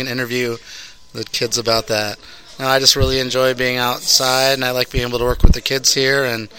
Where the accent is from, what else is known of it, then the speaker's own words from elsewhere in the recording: Brighton, Michigan, United States; I grew up in Brighton, Michigan.